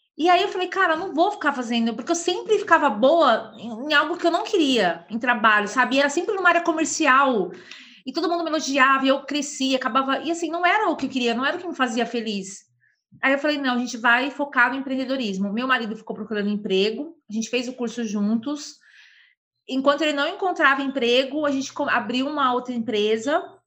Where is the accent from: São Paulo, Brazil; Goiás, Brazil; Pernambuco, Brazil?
São Paulo, Brazil; Sou de São Paulo